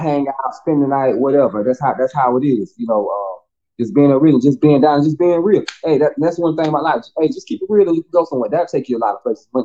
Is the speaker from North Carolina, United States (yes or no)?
no; Bennettsville, South Carolina, United States; also born or lived in Clio, South Carolina / Atlanta; Bennettsville. It's, it's still you know, my hometown, still born and raised there